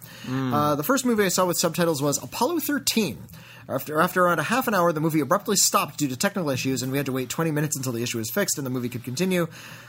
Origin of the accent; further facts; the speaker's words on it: Zurich, Switzerland; I wanted to tell you how cinemas in my hometown of Zurich handle it.